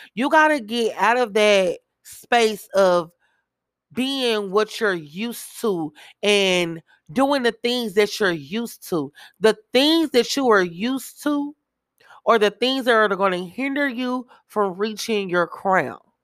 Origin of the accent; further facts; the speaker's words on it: Kansas City, Missouri, United States; I am from Kansas City, Missouri